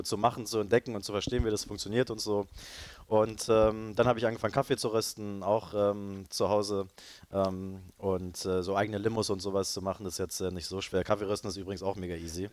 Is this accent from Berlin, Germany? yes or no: yes; Berlin, Germany; also born or lived in Leipzig / Cologne / Madrid / London; ich bin äh, hier in Berlin geboren und aufgewachsen